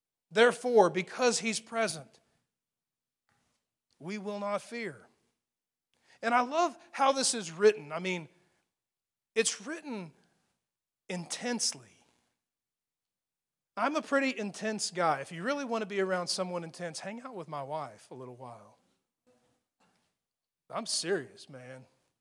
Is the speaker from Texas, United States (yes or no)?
yes; Amarillo, Texas, United States; I grew up in Amarillo, Texas, so it's on the edge of Tornado Alley, you know.